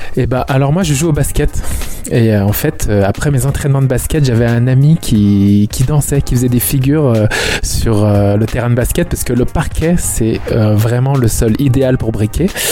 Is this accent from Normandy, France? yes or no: no; Brittany, France; nous on est de la Bretagne